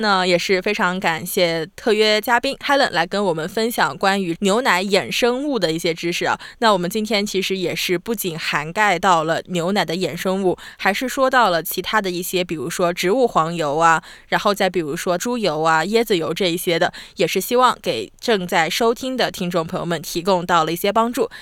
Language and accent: Chinese; southern China, China; now in Australia; 我是南方人嘛